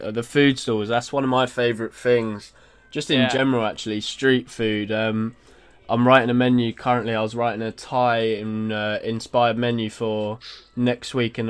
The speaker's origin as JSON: {"language": "English", "town": "Stevenage", "region": "East of England", "country": "United Kingdom", "tie": "born or raised there", "said": "So we grew up in Stevenage."}